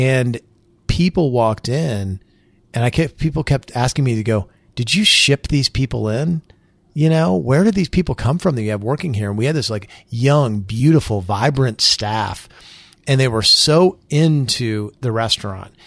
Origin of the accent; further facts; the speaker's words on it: Springfield, Illinois, United States; moved away as an adult; I moved back to my hometown.